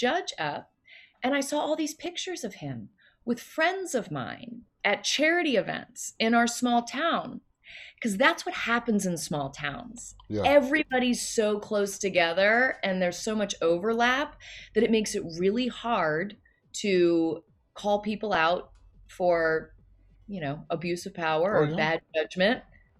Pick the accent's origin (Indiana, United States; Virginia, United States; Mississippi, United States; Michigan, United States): Virginia, United States; Loudoun County, outside DC; moved away as an adult; also born or lived in New York City; So I grew up outside of DC